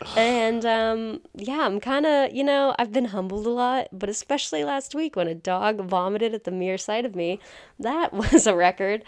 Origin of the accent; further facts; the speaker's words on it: towns neighboring Groton, Massachusetts, United States; Connor and I both grew up in towns that neighbor Groton